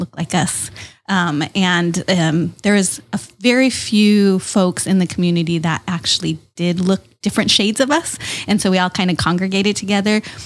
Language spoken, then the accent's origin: English; East County, San Diego, California, United States; now in Chula Vista, United States; I grew up in East County